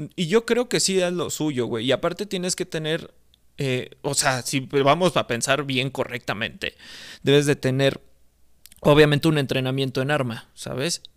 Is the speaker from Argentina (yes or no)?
no; Mexico; aquí en mi país